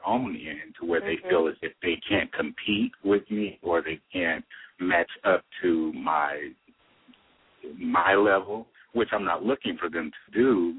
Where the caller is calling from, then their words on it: Los Angeles, California, United States; California, Los Angeles.